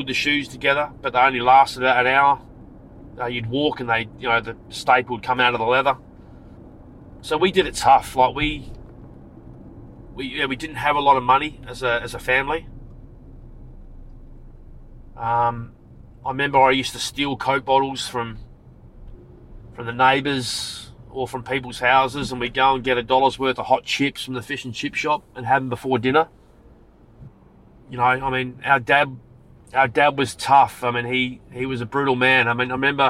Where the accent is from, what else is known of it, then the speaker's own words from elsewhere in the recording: Adelaide, South Australia, Australia; also born or lived in Frankston, Victoria; when I grew up in Adelaide, I was living in Salisbury.